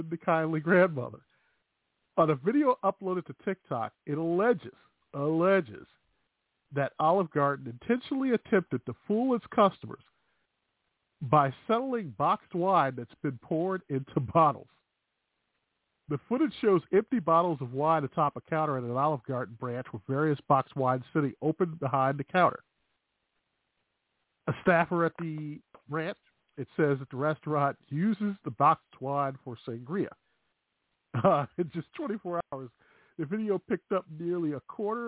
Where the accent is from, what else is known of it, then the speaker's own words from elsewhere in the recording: Chicago, Illinois, United States; accent: Chicago; that's my Chicago accent